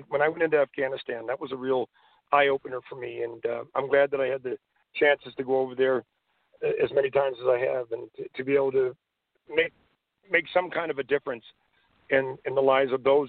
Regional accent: Canada; Being a Canadian, I'm very proud to be a Canadian.

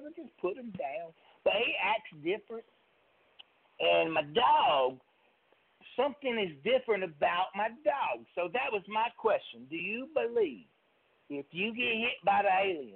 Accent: Mississippi, United States; I'm from Mississippi, really

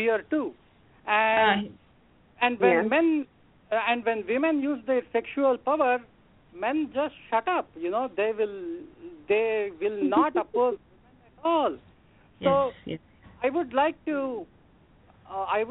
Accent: India; now in New Jersey, United States; I'm calling from New Jersey. I am an Indian.

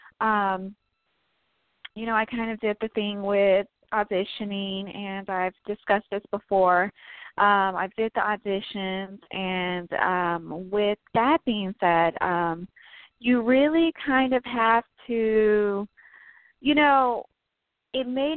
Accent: Chicago, Illinois, United States; moved away; also born or lived in Tennessee; I am from Chicago, born in Chicago. I want to say born and raised, but I actually spent some time in the South, in the southern state of Tennessee

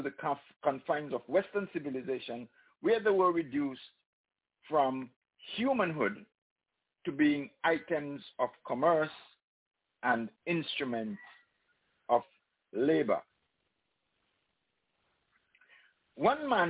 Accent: St. Kitts & Nevis; St. Kitts and Nevis, my home country

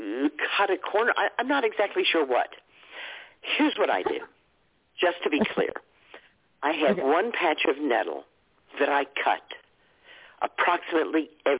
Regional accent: Texas, United States; moved away; I grew up in Texas, so New Mexico was just right next door

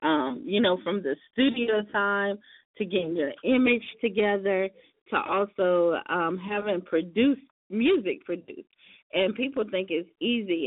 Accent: South Carolina, United States; South Carolina, my hometown state, where I'm originally from

